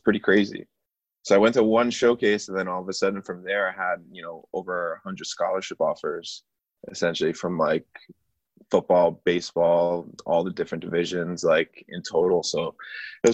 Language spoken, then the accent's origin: English; New York, United States; being a New Yorker